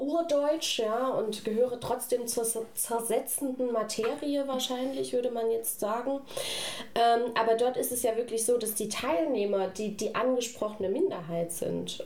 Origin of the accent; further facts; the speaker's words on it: Saxony, Germany; now in Stuttgart, Germany; ich komme aus Sachsen